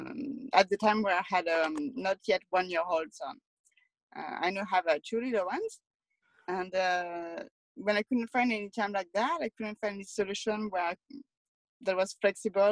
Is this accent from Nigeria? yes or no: no; France; moved away as an adult; now in Toronto, Canada; I'm from France, and I've grew up in a lot smaller city than Toronto